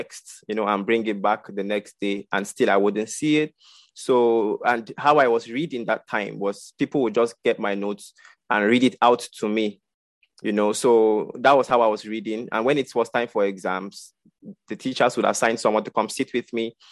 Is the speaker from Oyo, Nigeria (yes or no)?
no; Kaduna State, Nigeria; I'm a Nigerian from the northern part of Nigeria, Kaduna State